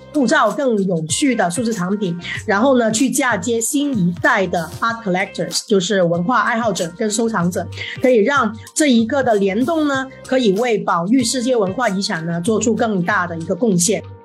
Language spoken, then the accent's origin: Chinese; Hong Kong; moved away as an adult; now in Shanghai, China; 我是一个香港人，但是是二零零九年就来到了上海